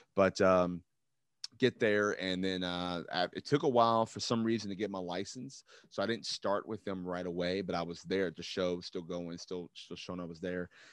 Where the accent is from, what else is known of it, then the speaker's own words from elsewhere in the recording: Louisville, Kentucky, United States; growing up in Louisville